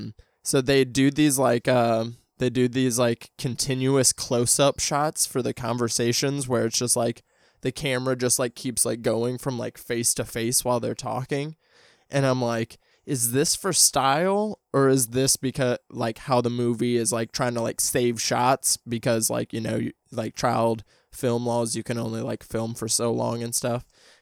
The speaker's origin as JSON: {"language": "English", "region": "Midwest", "country": "United States", "said": "I mean, I'm from the Midwest as well. So like, I definitely like know those towns that are like that."}